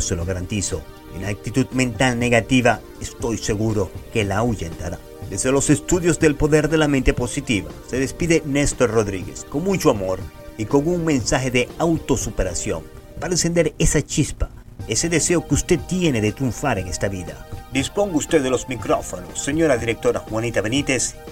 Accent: Maracaibo, Zulia, Venezuela; moved away; Yo nací y fui criado en Maracaibo, Venezuela

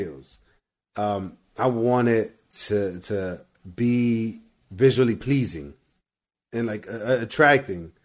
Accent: Hempstead, Texas, United States; also born or lived in San Marcos, Texas; now in Houston, United States; I'm from Hempstead. It's like this little country town that's like 45 minutes from here. But I lived in San Marcos for about 5 years

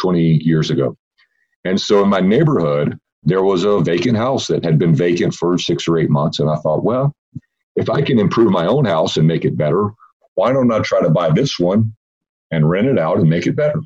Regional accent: Fort Worth, Texas, United States; I grew up in Fort Worth in North Texas, and there's a big amusement park here in the area where I live

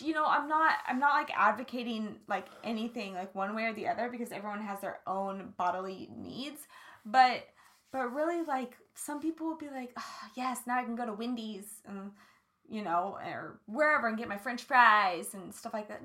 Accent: Kansas, United States; I grew up in Kansas

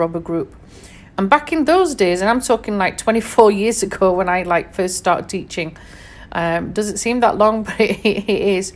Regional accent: Sheffield, Yorkshire and the Humber, United Kingdom; born and raised in Sheffield in England

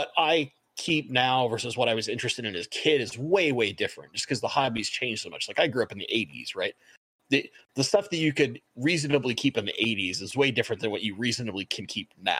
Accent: Seattle, Washington, United States; I'm from Seattle. I love my Seahawks

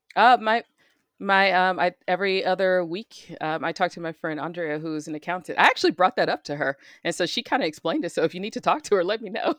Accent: United States; as an American

